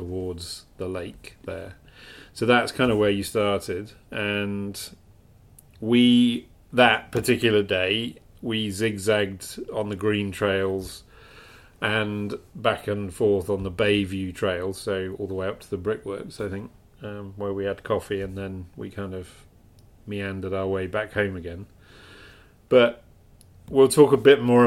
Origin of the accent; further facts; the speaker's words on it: York, Yorkshire and the Humber, United Kingdom; now in Toronto, Canada; I was born in York